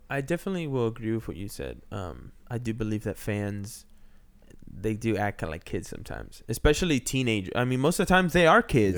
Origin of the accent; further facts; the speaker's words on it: Texas, United States; moved away as an adult; also born or lived in Peru; now in Los Angeles, United States; I grew up in Texas